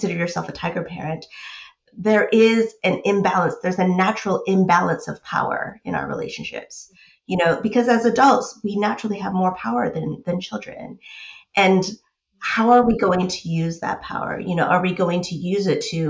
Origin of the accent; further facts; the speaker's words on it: United States; I grew up in the States